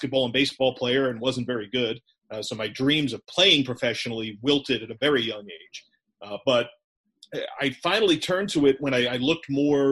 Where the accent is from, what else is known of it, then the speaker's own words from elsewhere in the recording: Brick, New Jersey, United States; also born or lived in Manhattan, New York / Edgewater, New Jersey; I spent the first half of my childhood in Bergen County in Edgewater, New Jersey, before we moved down the shore